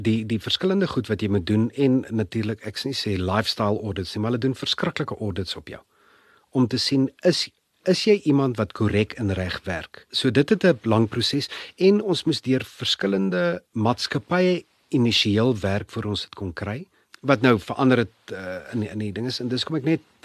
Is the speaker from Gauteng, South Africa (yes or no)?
yes; Pretoria, Gauteng, South Africa; also born or lived in Europe; Ek's gebore in Pretoria, skool gegaan Linwood Laerskool, Menepark Hoërskool